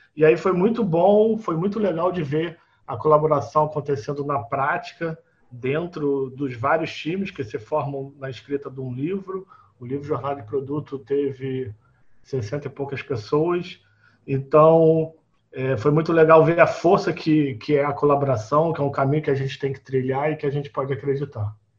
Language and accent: Portuguese; Rio de Janeiro, Brazil; sou do Rio de Janeiro